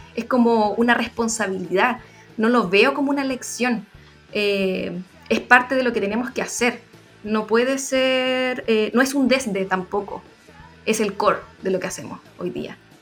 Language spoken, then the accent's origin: Spanish; Chile; nuestra relación como mujeres chilenas